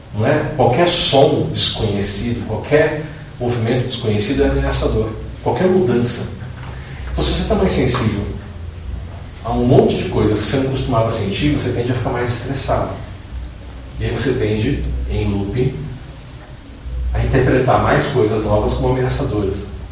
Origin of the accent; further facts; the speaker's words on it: Brazil; sou brasileiro